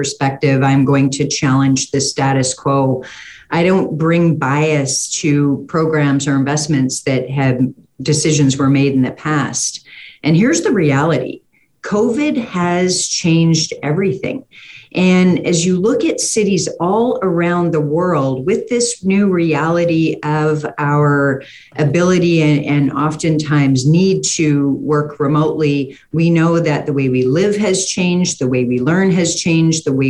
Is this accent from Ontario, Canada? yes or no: no; Edmonton, Alberta, Canada; my background and growing up in Beverly